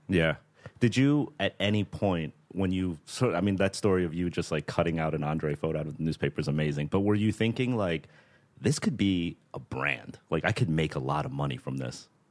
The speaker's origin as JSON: {"language": "English", "region": "Northeast", "country": "United States", "tie": "born or raised there", "said": "I grew up in the Northeast"}